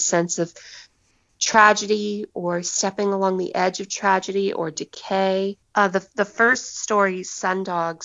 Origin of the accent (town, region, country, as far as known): United States